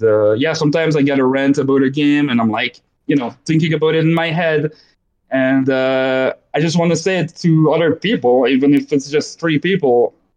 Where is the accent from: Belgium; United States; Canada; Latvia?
Belgium; born there; accent: Belgian French, Canadian French; English is a second language; so I was born in Belgium as well, so there's some and it's French, so there's some Belgian French, Canadian French in my accent